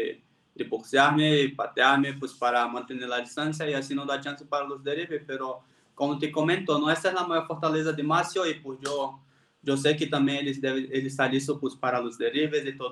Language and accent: Spanish; Brazil; Spanish is a second language; moved away as an adult; also born or lived in Playa del Carmen, Mexico / Puebla, Mexico; now in Mexico